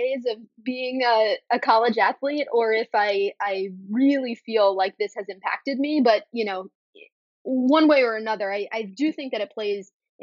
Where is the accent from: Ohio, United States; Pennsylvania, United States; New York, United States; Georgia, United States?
New York, United States; New York City; I'm born and bred in New York City. I grew up here